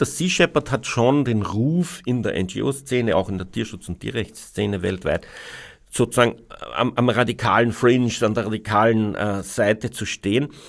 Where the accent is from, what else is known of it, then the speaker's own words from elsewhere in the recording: Austria; bei uns in Österreich